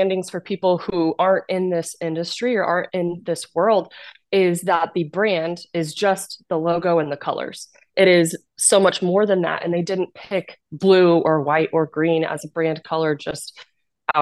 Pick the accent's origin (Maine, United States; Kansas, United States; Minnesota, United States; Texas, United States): Kansas, United States; moved away as an adult; I'm originally from Kansas